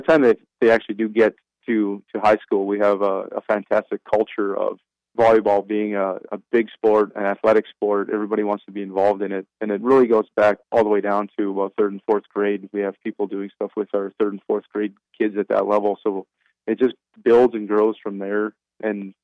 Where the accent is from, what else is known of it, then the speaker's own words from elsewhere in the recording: British Columbia, Canada; now in United States; I grew up in Canada, in British Columbia